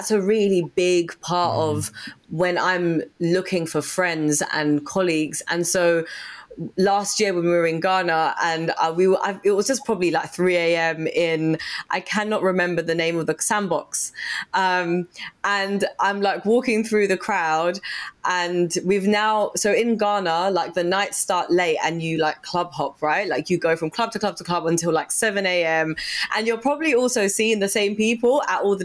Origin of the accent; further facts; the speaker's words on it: Zambia; I grew up in Zambia